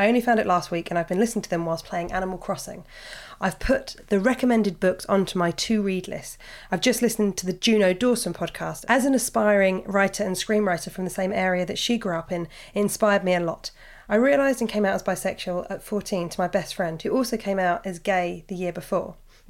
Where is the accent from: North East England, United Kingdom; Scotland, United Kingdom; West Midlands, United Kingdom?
West Midlands, United Kingdom; Birmingham; I'm a 30-year-old straight woman and growing up in Birmingham, I've had gay best friends since being 11.